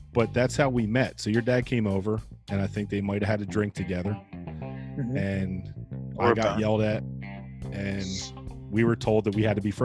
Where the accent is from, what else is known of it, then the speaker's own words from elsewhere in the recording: West Country, Pennsylvania, United States; I grew up in West Country when it was poor, right?